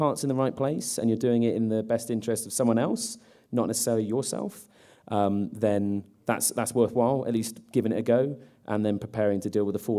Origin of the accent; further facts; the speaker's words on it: England, United Kingdom; I'm English